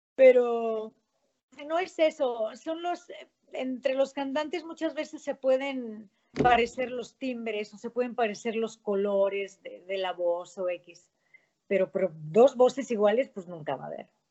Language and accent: Spanish; León, Guanajuato, Mexico; Yo soy guanajuatense, soy panza verde